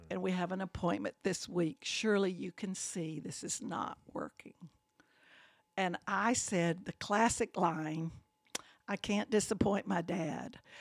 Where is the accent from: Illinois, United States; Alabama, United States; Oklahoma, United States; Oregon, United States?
Alabama, United States; Birmingham; I grew up in that house